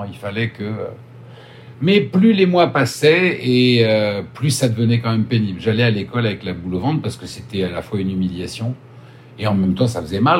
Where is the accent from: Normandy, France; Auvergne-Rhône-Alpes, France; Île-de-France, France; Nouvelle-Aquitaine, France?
Île-de-France, France; Paris; born there; peut-être parce que je suis né à Paris, peut-être parce que j'ai des lunettes